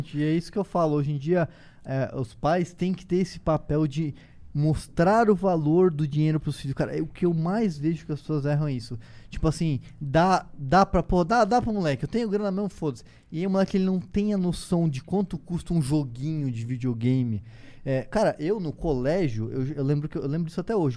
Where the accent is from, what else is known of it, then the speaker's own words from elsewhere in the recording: Foz do Iguaçu, Paraná, Brazil; moved away; nasci em Foz do Iguaçu